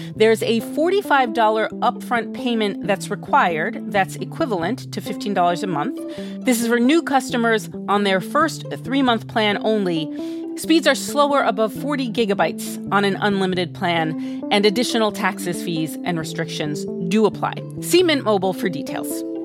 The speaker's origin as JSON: {"language": "English", "country": "Norway", "tie": "born or raised there", "moved": "as an adult", "said": "born and raised in the West like me"}